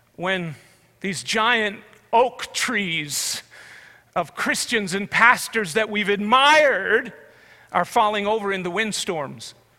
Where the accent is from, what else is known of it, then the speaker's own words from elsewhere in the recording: Canada; as a Canadian